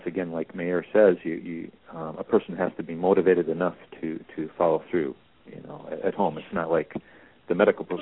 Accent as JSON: {"language": "English", "town": "Davenport", "region": "Iowa", "country": "United States", "said": "I'm from Davenport, Iowa"}